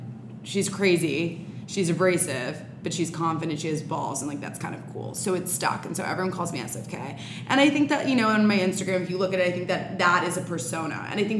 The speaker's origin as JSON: {"language": "English", "town": "New York City", "region": "New York", "country": "United States", "tie": "born or raised there", "also_born_or_lived": "Durham, North Carolina", "said": "So I'm 24 years old. I'm born and raised on the Upper West Side in Manhattan, girl."}